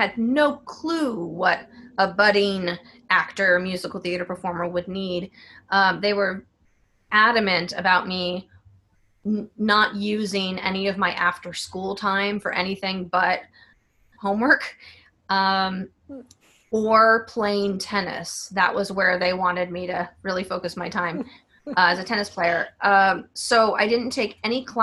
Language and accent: English; San Diego, California, United States; now in New York City, United States; I'm originally from San Diego